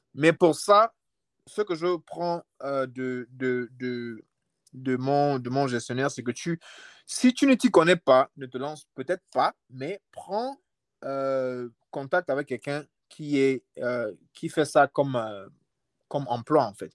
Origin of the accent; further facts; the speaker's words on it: Libreville, Estuaire, Gabon; now in United States; je viens, je viens de Libreville. Je viens d'un quartier qu'on appelle les States Québec. Mhm. Moi, je suis, je suis un gars d'Akébé.